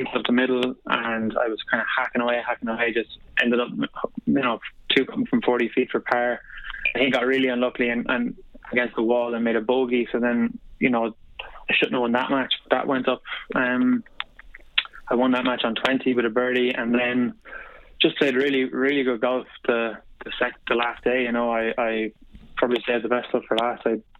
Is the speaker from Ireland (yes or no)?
yes; Sligo, Connacht, Ireland; Yeah, big time. I remember like going.